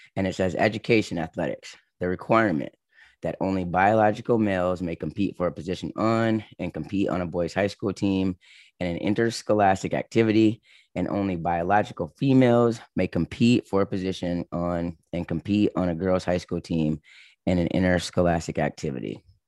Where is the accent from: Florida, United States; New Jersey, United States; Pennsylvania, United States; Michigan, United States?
Michigan, United States; moved away as an adult; also born or lived in Los Angeles, California; I was from Michigan